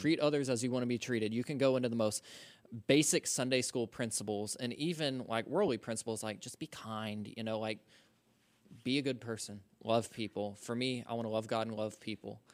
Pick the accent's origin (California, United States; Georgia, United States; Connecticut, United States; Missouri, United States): Georgia, United States; Social Circle; I'm from Social Circle, Georgia